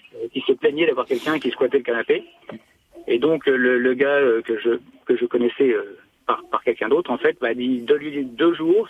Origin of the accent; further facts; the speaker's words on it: France; moved away as an adult; also born or lived in York; je suis français, euh, mon anglais est mauvais et même très mauvais